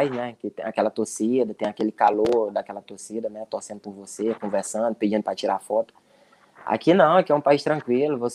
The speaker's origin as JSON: {"language": "Portuguese", "country": "Brazil", "said": "Jogadores estrangeiros são bastante cobrados, né? Ainda mais nós que somos brasileiros, o foco é bastante em cima de nós."}